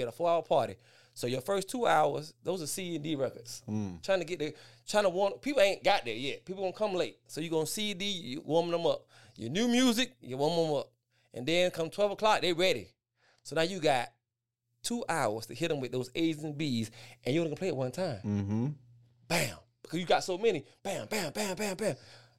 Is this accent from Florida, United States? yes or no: yes; West Palm Beach, Florida, United States; I'm from West Palm Beach, Florida. The beaches, the Palm Beaches, West Palm Beach, Florida.